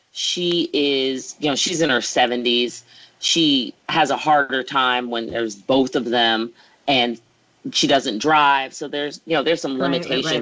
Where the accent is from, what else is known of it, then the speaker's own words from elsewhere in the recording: Atlanta, Georgia, United States; I grew up in Atlanta